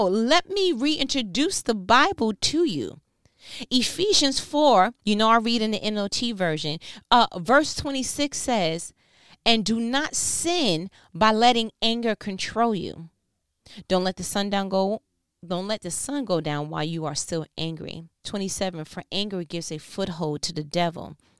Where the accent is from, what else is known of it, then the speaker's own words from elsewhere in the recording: New York, United States; I'm from New York